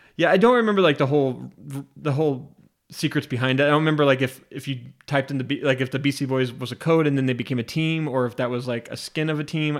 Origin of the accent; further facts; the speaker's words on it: Spokane, Washington, United States; I'm from Spokane, Washington